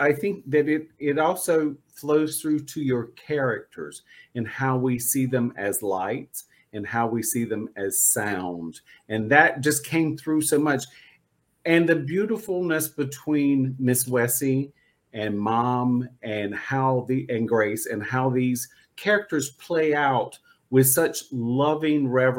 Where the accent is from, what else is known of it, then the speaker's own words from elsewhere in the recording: North Carolina, United States; I grew up in North Carolina and I know what cicadas sound like, but I didn't know what they were.